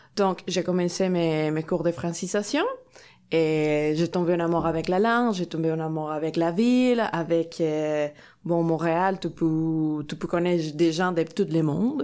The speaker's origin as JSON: {"language": "French", "country": "Mexico", "second_language": "French", "moved": "as an adult", "lives_now": "Sorel-Tracy, Canada", "said": "je viens de Mexique"}